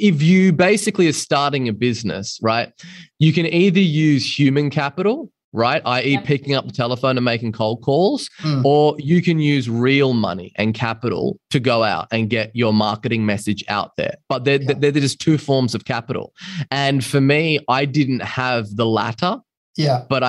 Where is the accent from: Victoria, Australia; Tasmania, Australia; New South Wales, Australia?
New South Wales, Australia; Byron Bay; moved away; also born or lived in London; I was a guy from Byron Bay, a small beach town in Australia